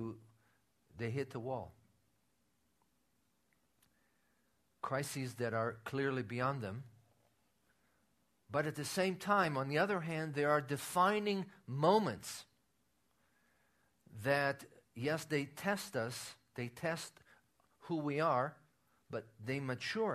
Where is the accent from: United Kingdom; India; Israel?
Israel; moved away; when I was growing up in Israel, playing cards was considered a sin among the believers